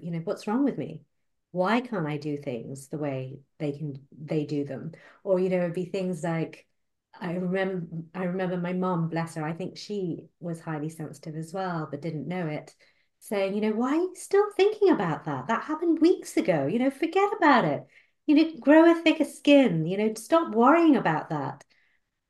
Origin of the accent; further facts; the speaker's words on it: Malaysia; moved away; I was born and brought up in Malaysia